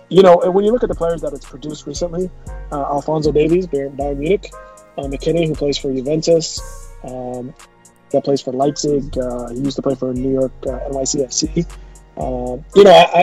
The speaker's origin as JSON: {"language": "English", "country": "Canada", "tie": "born or raised there", "said": "I grew up in Canada."}